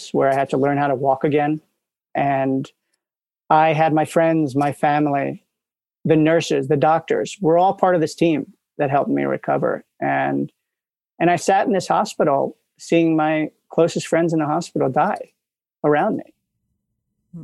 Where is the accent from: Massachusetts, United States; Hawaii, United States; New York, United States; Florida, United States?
New York, United States; New York City; moved away as an adult; now in California, United States; I'm from New York. I grew up in Manhattan